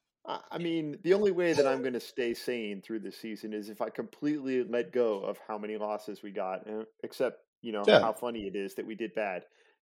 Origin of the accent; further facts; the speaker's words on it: West Coast, United States; I grew up on the West Coast as a Reds fan